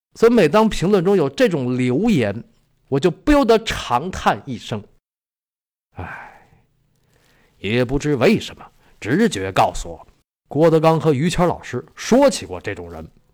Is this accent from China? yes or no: yes; China; 我们中国人从小就被教育三人行，必有我师焉